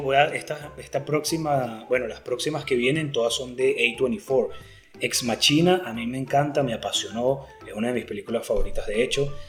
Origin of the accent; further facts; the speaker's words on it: Venezuela; está ubicada en mi país y es subvencionada por el pues gobierno, el gobierno bananero de Venezuela